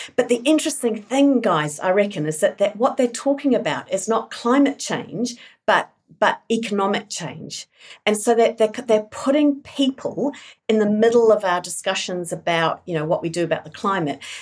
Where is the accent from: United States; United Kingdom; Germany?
United Kingdom; England; now in New Zealand; I grew up in England, born in New Zealand, grew up in England, um, part of the miners' strike in the eighties.